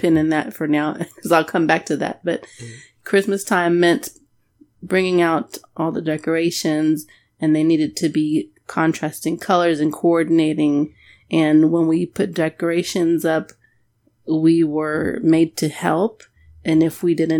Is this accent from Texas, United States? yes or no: yes; Amarillo, Texas, United States; I grew up there, Amarillo